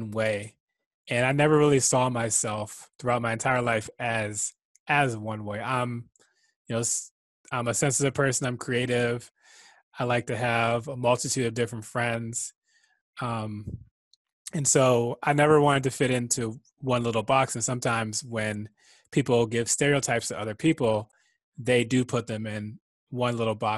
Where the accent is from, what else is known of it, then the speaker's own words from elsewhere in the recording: Prince George's County, Maryland, United States; growing up in Prince George's County, which is a very diverse county